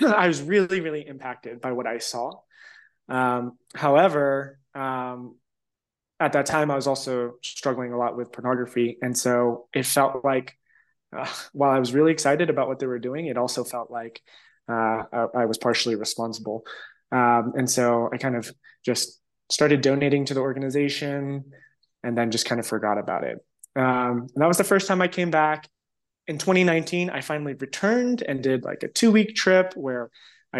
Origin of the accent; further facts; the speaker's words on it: Los Angeles, California, United States; also born or lived in San Diego; So I was 13, and my family, right after kind of like the economic crisis in 2006, 2007, we relocated from Los Angeles to San Diego